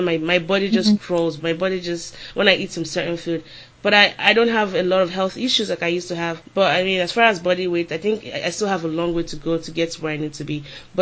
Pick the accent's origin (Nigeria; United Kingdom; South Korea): Nigeria; moved away; also born or lived in Austin, Texas; growing up female and growing up in Nigeria